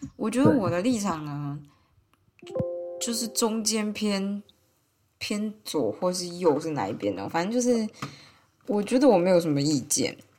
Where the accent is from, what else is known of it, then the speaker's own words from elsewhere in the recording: Taiwan; moved away as an adult; now in Switzerland; 我从台湾来，就是用法语啦